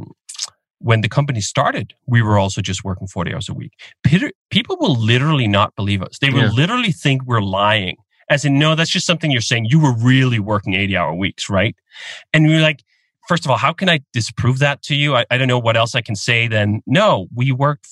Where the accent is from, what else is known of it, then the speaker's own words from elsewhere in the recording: Denmark; moved away as an adult; I'm Danish. I grew up in Denmark. I lived there until I was 25.